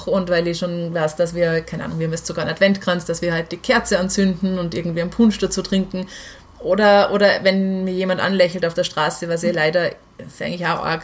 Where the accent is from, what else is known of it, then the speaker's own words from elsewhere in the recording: Salzburg, Austria; ich bin in Salzburg halt aufgewachsen